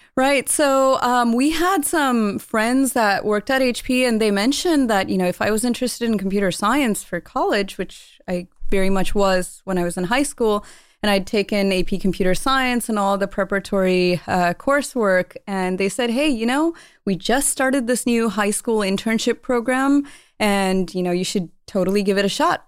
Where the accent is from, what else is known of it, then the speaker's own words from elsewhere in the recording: Palo Alto, California, United States; growing up in the Bay Area, you're always surrounded by high tech